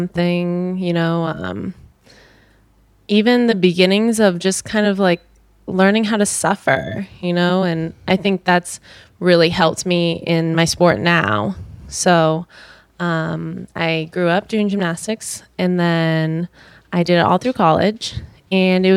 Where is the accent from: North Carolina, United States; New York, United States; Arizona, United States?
Arizona, United States; I was born and raised in Arizona by my mother.